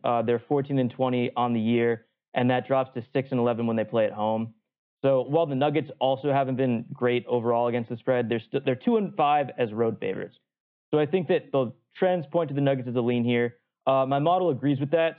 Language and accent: English; New England, United States; also born or lived in Atlanta; now in Boston, United States; I grew up in New England